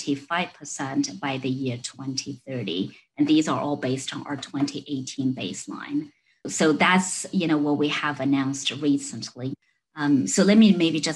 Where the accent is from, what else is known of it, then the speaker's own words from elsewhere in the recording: China; moved away as an adult; now in United States; I was born and raised in China. So I came to the US to study, 20 some years ago now